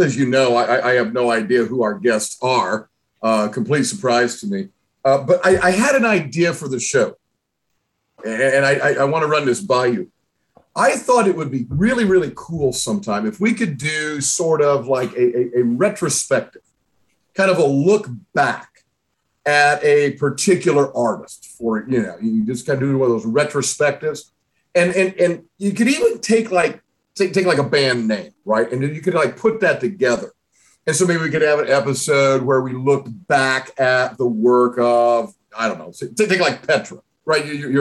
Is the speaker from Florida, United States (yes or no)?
no; Southern Indiana, United States; moved away; where I grew up in Southern Indiana, we called everything Coke